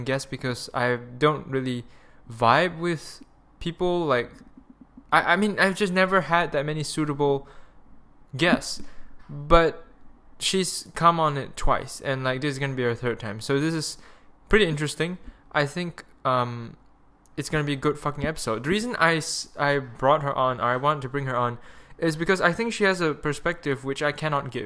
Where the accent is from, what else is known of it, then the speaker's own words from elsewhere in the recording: Malaysia; accent: Malaysian; my Malaysian accent